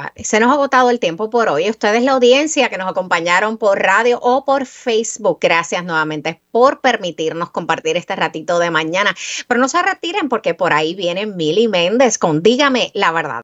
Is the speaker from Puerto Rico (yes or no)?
yes; Puerto Rico; nosotros somos puertorriqueños